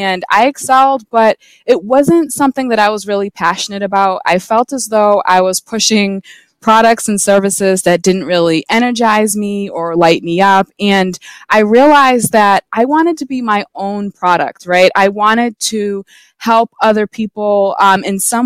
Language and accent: English; Massachusetts, United States; So I'm from Massachusetts. I've lived here my entire life.